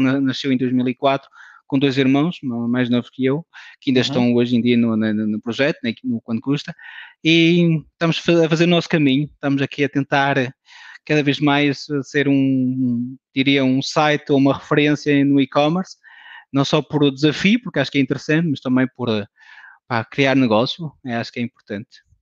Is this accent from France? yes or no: yes; France; moved away as an adult; now in Portugal; Nasci em França, de pais portugueses, um, ehm, uma família de imigrantes